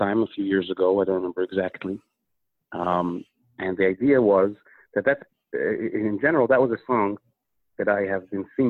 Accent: Minnesota, United States; we grew up in Minnesota, very, very far away from Crown Heights, where my uncle lives.

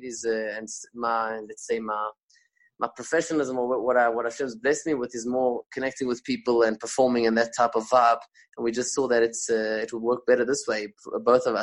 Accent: South Africa; first language Spanish; moved away; also born or lived in Israel; I'm a South African.

